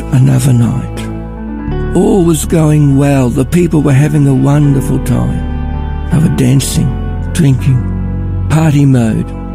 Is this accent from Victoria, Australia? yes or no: yes; Ballarat, Victoria, Australia; I'm from Ballarat